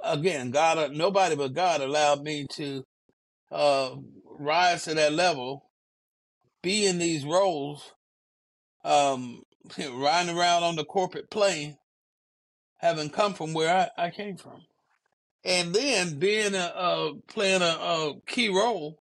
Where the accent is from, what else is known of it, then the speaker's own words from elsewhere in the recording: Spartanburg, South Carolina, United States; also born or lived in Columbia, South Carolina; I was from Spartanburg, South Carolina